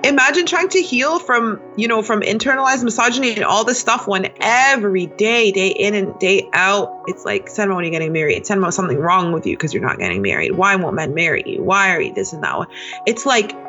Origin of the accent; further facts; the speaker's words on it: Toronto, Ontario, Canada; I was born and raised in Toronto. I still live here as of now.